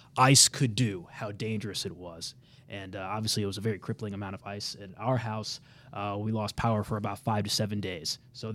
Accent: Kansas City, Missouri, United States; I am from Kansas City, Missouri.

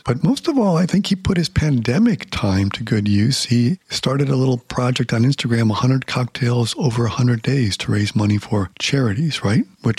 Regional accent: United States; I'm here as an American.

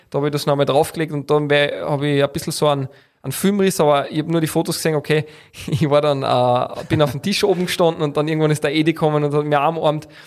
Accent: Carinthia, Austria; wo man als Kärntner dann sage einmal, bessere Leistung als andere Bundesländer, die ich jetzt da nicht sage, bringen hat müssen, dass man reinkommt

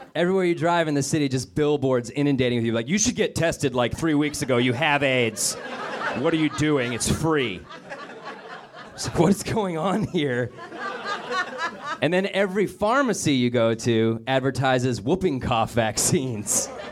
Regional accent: Denver, Colorado, United States; my hometown of Denver, Colorado

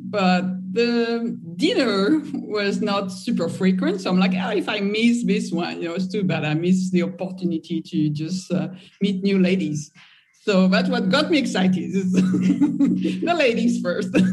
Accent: France; I grew up in France

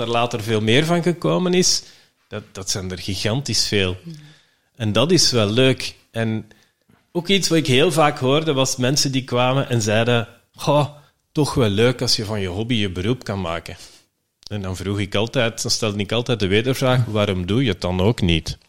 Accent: Belgium; we zijn Belgen

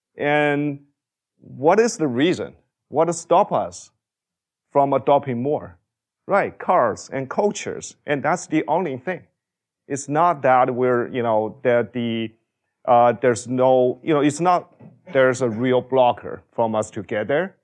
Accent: China; moved away as an adult; I grew up in China

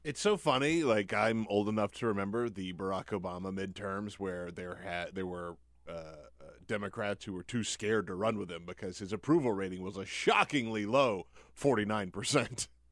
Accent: South Carolina, United States; moved away; from my home state.

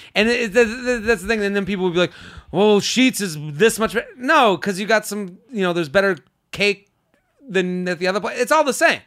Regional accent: Boston, Massachusetts, United States; I'm from Boston

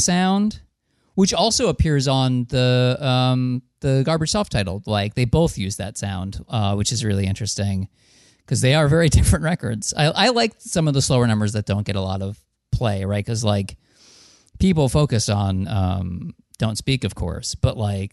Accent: New Jersey, United States; I'm from New Jersey

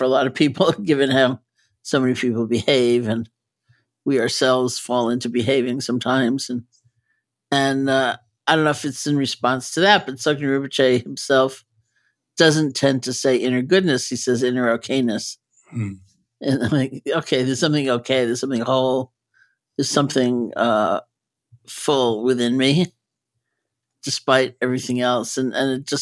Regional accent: New York, United States; I'm a New Yorker, so even though I don't live in California

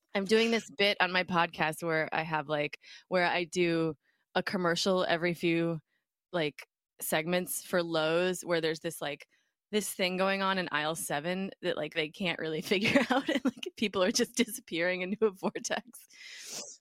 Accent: Minneapolis, Minnesota, United States; moved away as an adult; also born or lived in New York; when I was growing up in Minneapolis

